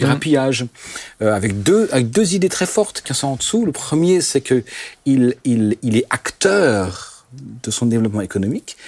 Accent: Alsace, Grand Est, France; first language Alsatian; French is a second language; je suis alsacien et que mes parents étaient germanophones et alsacophones pur jus, et que chez nous, à, la maison, les gens de l'Alsace arrivaient sous la, la version germanophone, je, je parlais qu'alsacien avant l'âge de 5 ans.

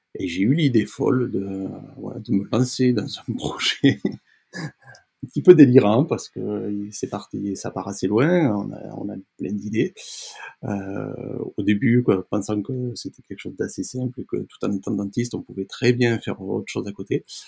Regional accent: Génolhac, Occitania, France; also born or lived in Toulon; je suis né donc, euh, dans les Cévennes, une partie un petit peu montagneuse

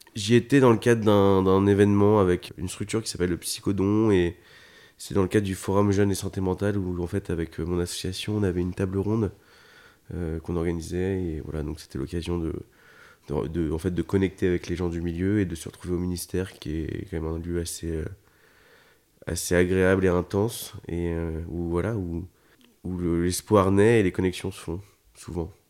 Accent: Paris region, Île-de-France, France; je suis né en région parisienne

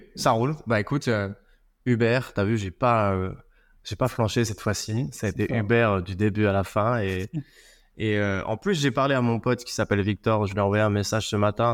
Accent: Belgium; chez nous, en Belgique

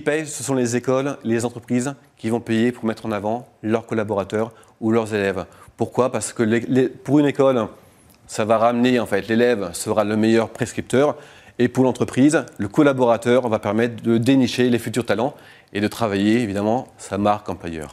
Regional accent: Lille, Hauts-de-France, France; J'habite à côté de la Belgique, je viens de Lille.

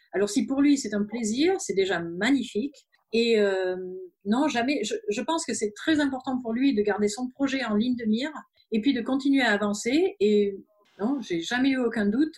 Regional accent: France; moved away as an adult; also born or lived in German-speaking Switzerland; now in Switzerland; nous sommes français, mais on habite en Suisse, en Suisse alémanique depuis 12 ans

